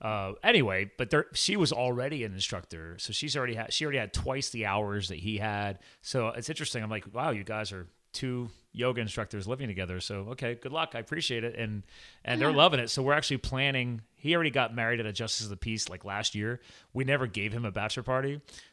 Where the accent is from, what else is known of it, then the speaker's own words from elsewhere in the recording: New Jersey, United States; I didn't grow up in Colorado like you. I was born in New Jersey.